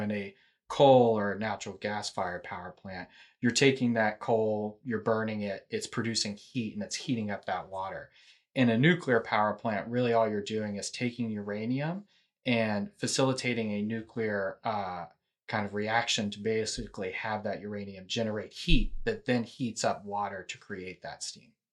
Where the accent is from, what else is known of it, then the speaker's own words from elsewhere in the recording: Houston, Texas, United States; also born or lived in Austin; I, I'm originally from Houston